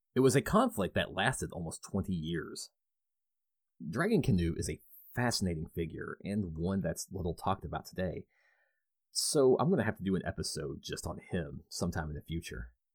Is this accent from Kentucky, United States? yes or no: yes; Louisville, Kentucky, United States; residing in my hometown of Louisville